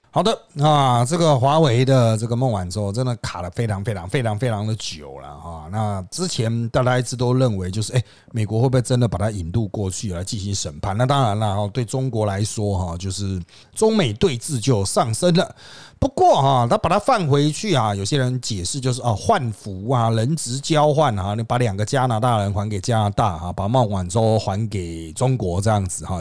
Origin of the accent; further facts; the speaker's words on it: Taiwan; 我们台湾人不太关心南海